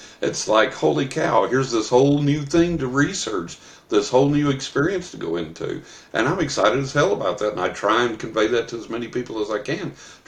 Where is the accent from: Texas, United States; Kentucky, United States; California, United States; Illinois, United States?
Texas, United States; West; When I was a young man, when I was a teenager growing up in West Texas